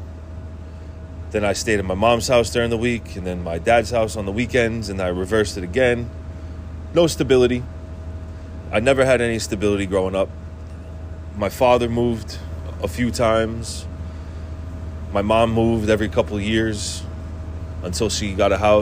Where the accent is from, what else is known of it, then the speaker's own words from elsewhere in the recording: Worcester, Massachusetts, United States; I grew up in Worcester, Massachusetts